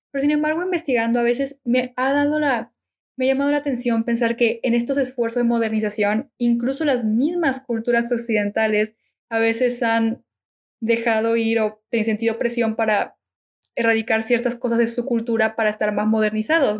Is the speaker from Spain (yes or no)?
no; Argentina; now in Mexico; soy argentina